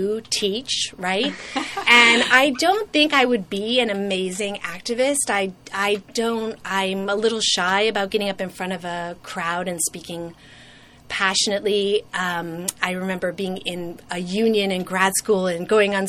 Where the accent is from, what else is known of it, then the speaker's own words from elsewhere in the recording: United States; I never deny that I'm American. So I'll, you know, say I'm from the United States